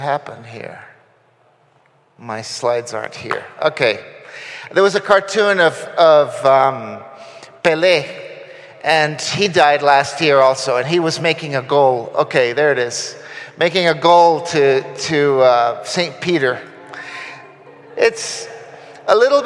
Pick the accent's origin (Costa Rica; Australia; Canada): Costa Rica; now in Guatemala; I grew up in Union Church in Costa Rica